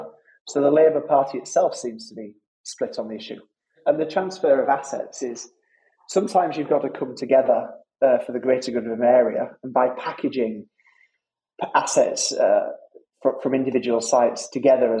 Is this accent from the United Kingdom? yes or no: yes; Halifax, Yorkshire and the Humber, United Kingdom; my old neighbours growing up in Halifax